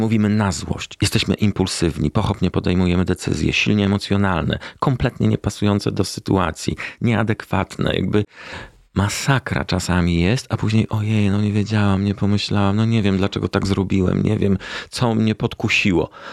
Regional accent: Warsaw, Masovian Voivodeship, Poland; Powiedzmy, od trzeciego roku życia w Warszawie i urodziłem się w Warszawie

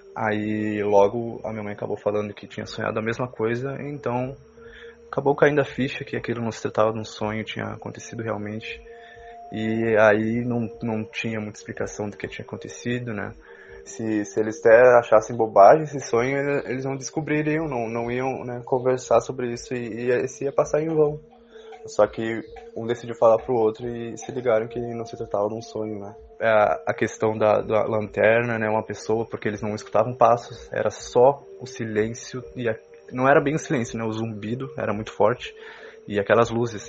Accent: Uruguaiana, Rio Grande do Sul, Brazil; eu sou de Uruguaiana, extremo oeste do Rio Grande do Sul, fronteira com a Argentina.

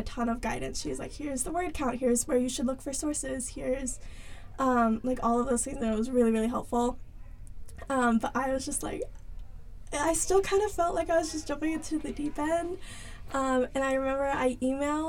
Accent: Charlotte, North Carolina, United States; I'm from Charlotte, North Carolina

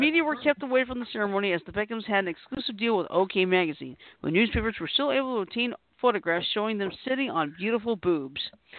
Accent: Alabama, United States; also born or lived in Japan; I was born in Japan, but I've lived in Alabama all but 4.5 years.

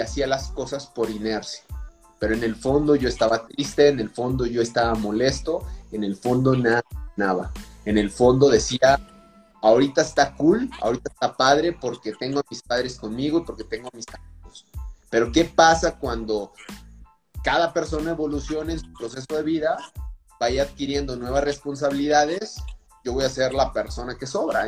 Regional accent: Durango, Mexico; also born or lived in Salamanca, Guanajuato; llegué aquí muy pequeño, de meses, y realmente todo mi desarrollo fue aquí en la ciudad de Durango

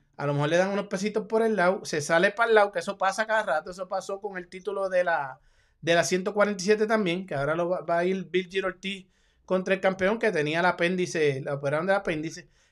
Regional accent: Puerto Rico; Yo soy boricua

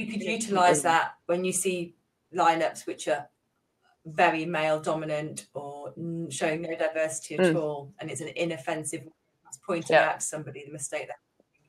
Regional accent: Manchester, North West England, United Kingdom; I'm from Manchester, actually. So that is north.

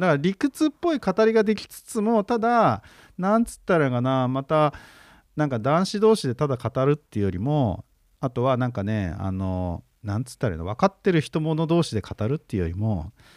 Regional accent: Chiba, Japan; 俺のその実家の千葉

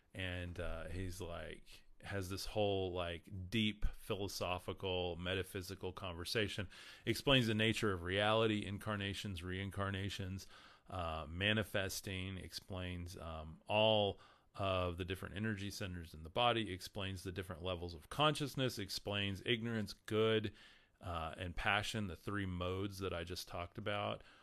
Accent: West Texas, United States; I'm from West Texas, and I get corrected on my, my grammar all the time

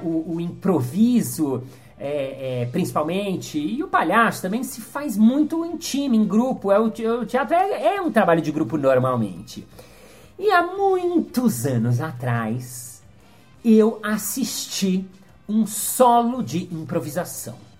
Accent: Brazil; sou brasileiro 100%, mas os meus pais não. Os meus pais nasceram no Egito

